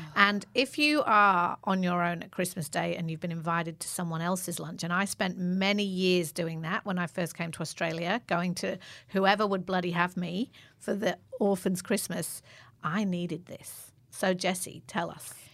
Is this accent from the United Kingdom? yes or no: yes; England, United Kingdom; I'm English